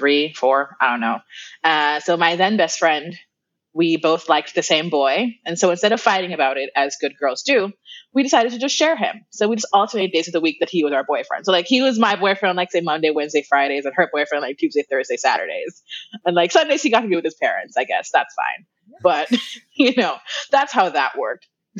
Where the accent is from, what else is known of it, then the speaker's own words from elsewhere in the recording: Kingston, Jamaica; moved away as an adult; now in Florida, United States; I am originally from Kingston, Jamaica. That's where I was born and raised. Moved to the U.S. about 10 years ago, and I live in Florida